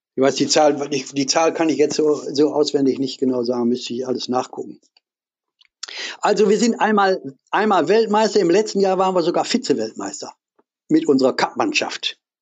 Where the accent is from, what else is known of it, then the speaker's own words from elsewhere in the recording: Essen, North Rhine-Westphalia, Germany; ich bin in Essen groß geworden, Essen-Ruhr, in der Kruppstadt.